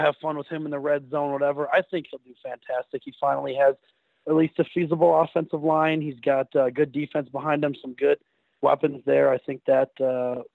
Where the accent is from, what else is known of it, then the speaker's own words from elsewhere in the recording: Champlin, Minnesota, United States; also born or lived in Brooklyn Park, Minnesota; I was born in Brooklyn Park, raised there until I got old, and we moved here to Champlin, but I pretty much spent my whole life in Champlin